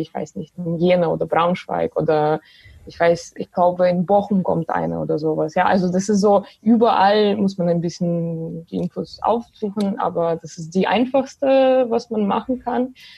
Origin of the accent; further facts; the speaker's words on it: Belarus; German is a second language; moved away as an adult; now in Germany; ich komme selber aus Belarus und äh, ich wohne zwar seit sechs Jahren äh, in Deutschland